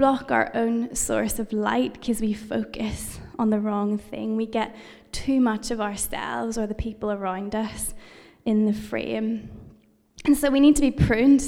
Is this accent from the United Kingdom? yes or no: yes; United Kingdom; I'm British